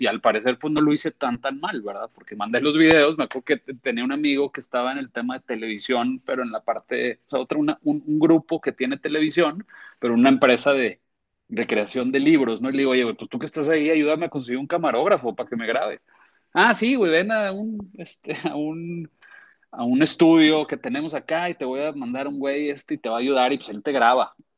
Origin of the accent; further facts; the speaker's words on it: Torreón, Coahuila, Mexico; moved away as an adult; now in Monterrey, Mexico; yo soy tenista de niño en Torreón por mi papá